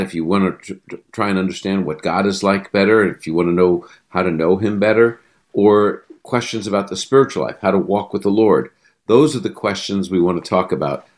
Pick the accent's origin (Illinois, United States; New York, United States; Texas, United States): New York, United States; New York City; I was raised in the Holy Land, Brooklyn, New York